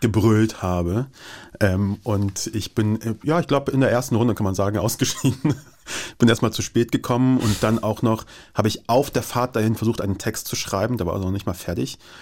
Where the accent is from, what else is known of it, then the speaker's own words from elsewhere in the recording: Kassel, Hesse, Germany; also born or lived in Kabul, Afghanistan / Moscow, Russia / Kyiv, Ukraine; Ich bin in Kassel aufgewachsen